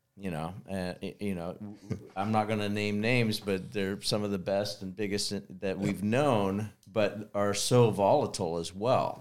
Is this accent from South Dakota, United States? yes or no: no; Kansas, United States; growing up in Kansas